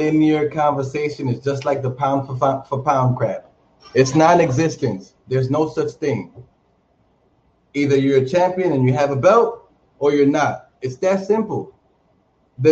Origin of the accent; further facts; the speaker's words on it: Dominican Republic; moved away; also born or lived in Washington Heights, New York City, United States; I'm from the Dominican Republic. And I'm from Washington Heights.